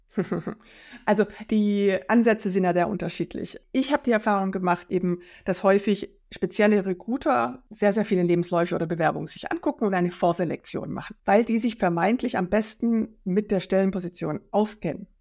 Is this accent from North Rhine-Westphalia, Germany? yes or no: no; Black Forest, Baden-Württemberg, Germany; moved away as an adult; also born or lived in Worms / Rhine-Main area; now in Frankfurt am Main, Germany; Ich komme aus dem Schwarzwald ähm, und bin ein Arbeiterkind